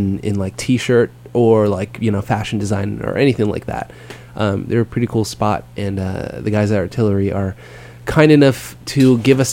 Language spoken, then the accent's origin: English; San Jose, California, United States; I grew up in San Jose